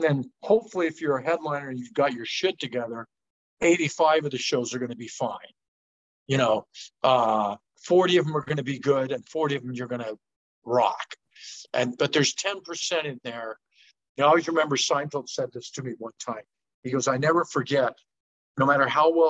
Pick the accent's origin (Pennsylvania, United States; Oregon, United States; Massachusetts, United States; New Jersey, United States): Oregon, United States; Portland; Harvey's in Portland, because that's my hometown